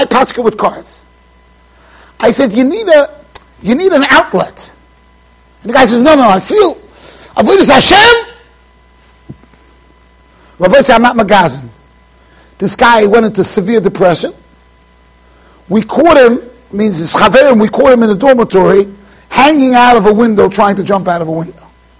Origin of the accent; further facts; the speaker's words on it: Iran; I felt bad because I'm Persian from the Tzibo.